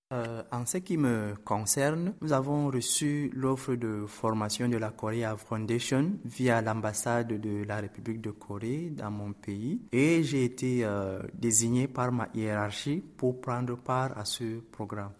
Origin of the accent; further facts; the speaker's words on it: Cameroon; je viens du Cameroun, qui est un pays euh, d'Afrique centrale